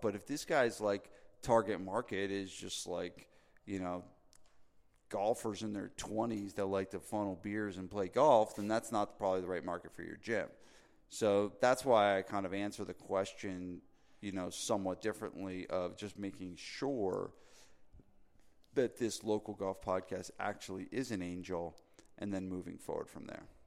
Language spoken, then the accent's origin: English; New Jersey, United States; I'm from New Jersey